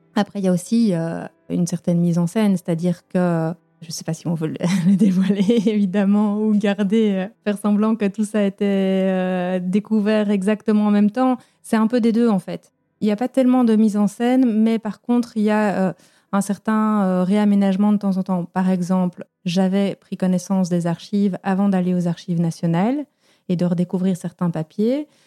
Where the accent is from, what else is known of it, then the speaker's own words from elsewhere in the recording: Belgium; j'ai grandi en Belgique avec des parents belges